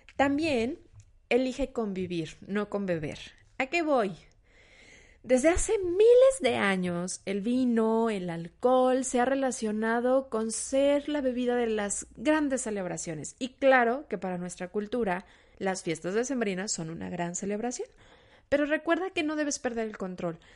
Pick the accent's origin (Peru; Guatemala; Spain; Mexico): Mexico; se nos olvida como cultura mexicana